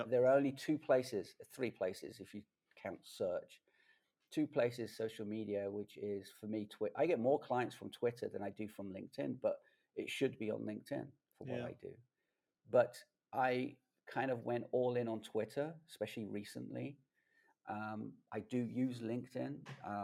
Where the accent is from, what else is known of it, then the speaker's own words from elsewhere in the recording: London, United Kingdom; I grew up in London